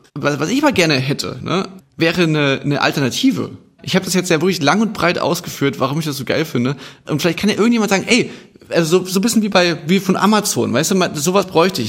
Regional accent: Chemnitz, Saxony, Germany

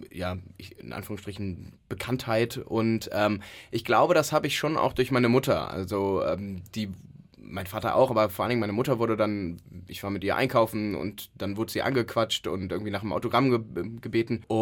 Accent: Cologne, North Rhine-Westphalia, Germany; das gehört ja dazu als echter Kölner

